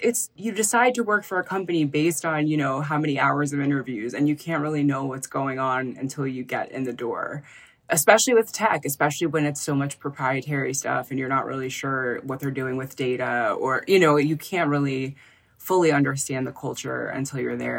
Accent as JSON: {"language": "English", "town": "Philadelphia", "region": "Pennsylvania", "country": "United States", "also_born_or_lived": "San Francisco", "moved": "as an adult", "said": "I'm from Philadelphia."}